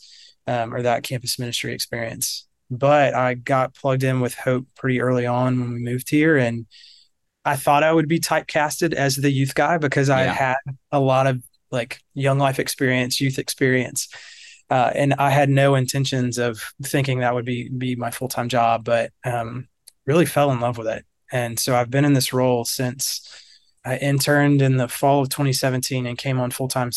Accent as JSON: {"language": "English", "region": "South Carolina", "country": "United States", "tie": "born or raised there", "moved": "as an adult", "lives_now": "Charlotte, United States", "said": "I grew up in South Carolina"}